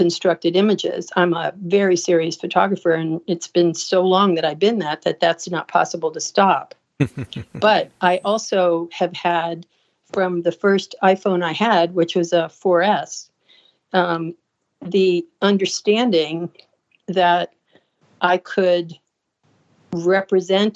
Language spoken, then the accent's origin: English; Sarasota, Florida, United States; I was living in Sarasota.